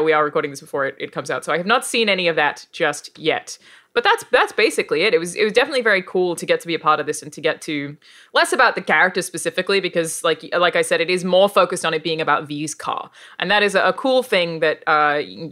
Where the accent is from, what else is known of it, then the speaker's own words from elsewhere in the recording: Australia; accent: Australian; my actual accent, being an Australian accent